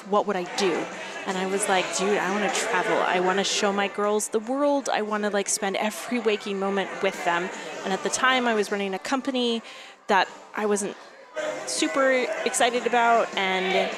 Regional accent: Seattle, Washington, United States; moved away; I'm from Seattle. Okay. Born and raised. Both my husband and I were born and raised in the Seattle area

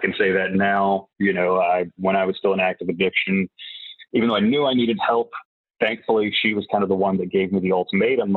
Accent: Whiteville, North Carolina, United States; I am from a small town called Whiteville, North Carolina

